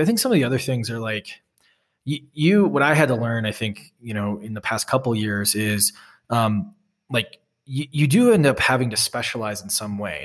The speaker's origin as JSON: {"language": "English", "region": "Wisconsin", "country": "United States", "tie": "born or raised there", "also_born_or_lived": "Boston", "moved": "yes", "lives_now": "Salt Lake City, United States", "said": "I grew up in Wisconsin and, you know, a town with more cows than people"}